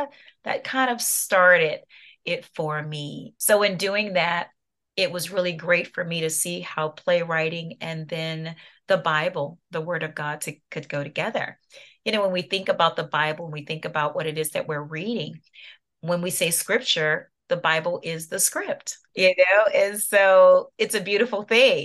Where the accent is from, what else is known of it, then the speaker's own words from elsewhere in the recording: New Orleans, Louisiana, United States; now in Atlanta, United States; I'm in Atlanta, Georgia. That's where we reside now. I'm originally from New Orleans, Louisiana